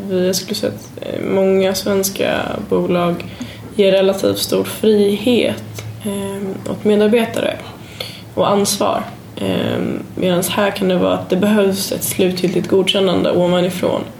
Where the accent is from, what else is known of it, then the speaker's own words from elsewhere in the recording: Sweden; vi är jätteduktiga man kan komma lite, lite kaxigt och tycka och kolla vad bra vi är och vi är svenskar och det är fantastiskt.